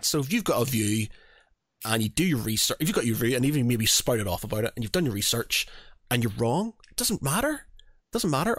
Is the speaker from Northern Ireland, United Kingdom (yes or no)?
yes; Northern Ireland, United Kingdom; moved away; I come from Northern Ireland. Religion was, is a big thing over there